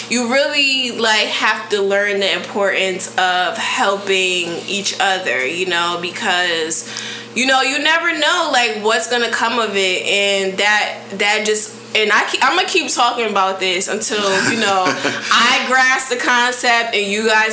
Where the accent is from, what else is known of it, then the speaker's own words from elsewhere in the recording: New Haven, Connecticut, United States; moved away; New Haven, Connecticut is my hometown, and one of the producers, I went to middle school with him, elementary and middle school with him